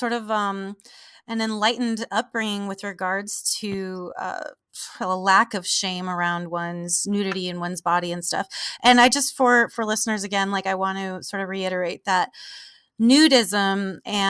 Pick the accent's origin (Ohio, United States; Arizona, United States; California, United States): California, United States; Southern; I'm from Southern California in the desert